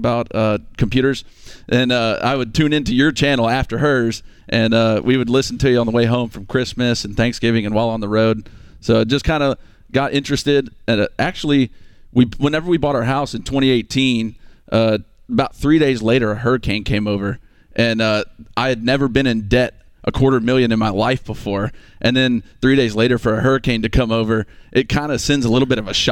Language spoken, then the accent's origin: English; Texas, United States; moved away as an adult; now in Phenix City, United States; we're actually from Texas